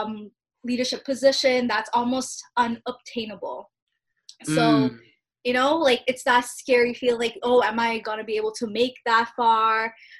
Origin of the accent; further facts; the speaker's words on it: Bangladesh; now in Canada; Like, I'm Bangladeshi Canadian immigrant